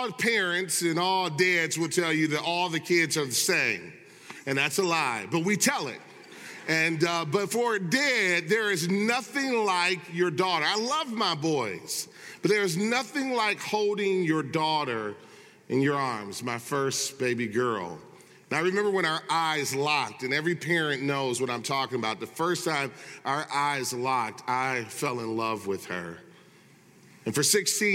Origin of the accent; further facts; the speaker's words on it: Michigan, United States; growing up in Michigan